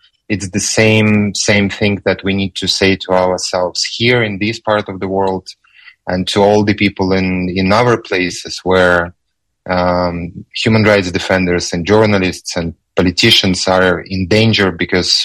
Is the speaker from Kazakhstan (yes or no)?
yes; Kazakhstan; my home country, Kazakhstan